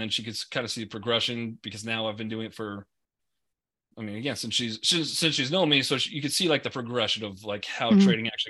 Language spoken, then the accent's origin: English; Long Island, New York, United States; I grew up in Long Island. I like some water.